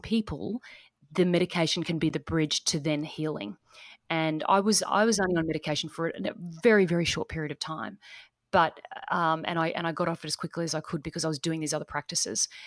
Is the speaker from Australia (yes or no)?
yes; east coast of Australia, Australia; accent: Australian; So I'm coming from Australia. So I'm coming from the east coast of Australia.